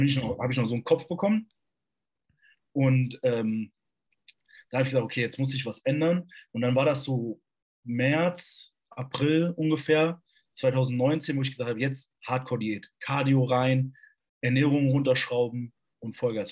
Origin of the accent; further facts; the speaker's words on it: Borken, Hesse, Germany; also born or lived in Kassel; von Borken, das ist 30 Kilometer südlich hier, da komme ich nämlich eigentlich her